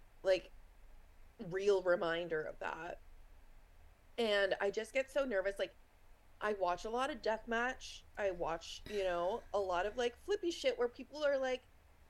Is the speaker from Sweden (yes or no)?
no; East Coast of Canada, Canada; I'm like from the East Coast of Canada